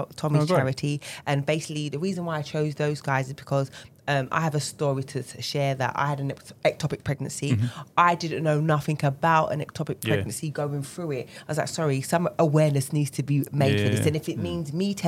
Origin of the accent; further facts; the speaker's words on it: London, United Kingdom; London, obviously born and raised